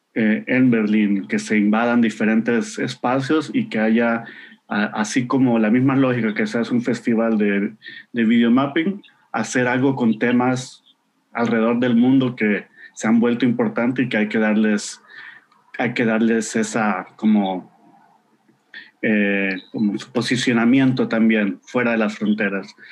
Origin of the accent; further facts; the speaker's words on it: Honduras; yo vengo de Honduras